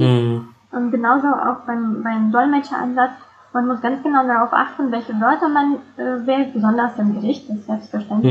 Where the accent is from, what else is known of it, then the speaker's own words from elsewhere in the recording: Saint Petersburg, Russia; moved away as an adult; now in Germany; Ich komme ursprünglich aus St. Petersburg und lebe in Deutschland seit ungefähr 15 Jahren